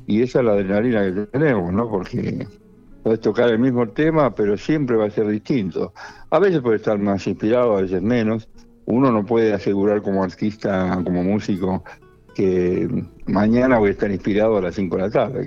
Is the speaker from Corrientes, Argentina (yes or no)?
no; Monte Grande, Buenos Aires Province, Argentina; de donde yo vengo, en Monte Grande, se escuchaba todo tipo de música